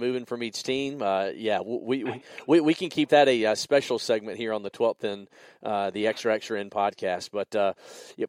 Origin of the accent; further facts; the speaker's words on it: Greenville, South Carolina, United States; accent: deep South; I was born here in Greenville, South Carolina. People say, well, where's the accent from? Yeah, it's from living here in the deep, dirty South.